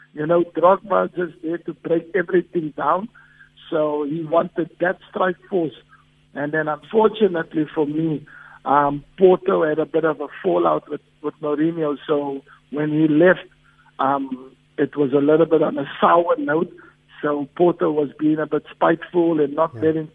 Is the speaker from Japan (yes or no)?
no; South Africa; I'm a South African, and there's nothing prouder than me playing back in my home country